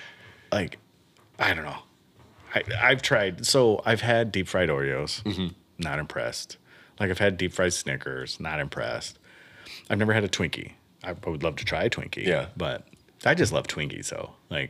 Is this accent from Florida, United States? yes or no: yes; Miami, Florida, United States; So I grew up in Miami. I spent... 3 years, and at the end of our street, right on Bird Road in Miami, we had a churro guy